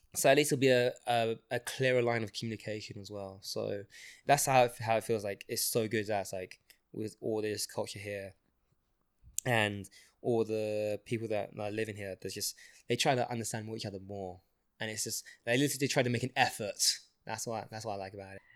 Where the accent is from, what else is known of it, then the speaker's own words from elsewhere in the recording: London, United Kingdom; accent: London accent; also born or lived in Singapore; now in Toronto, Canada; I grew up in London for at least like 10, 10 to 12 years now.